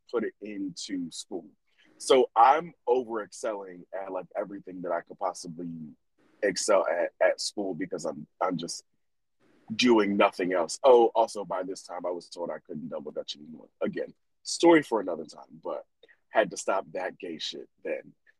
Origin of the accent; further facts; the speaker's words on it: Bear, Delaware, United States; also born or lived in Newark, Delaware; we moved from Newark and moved out to the Hood of Bear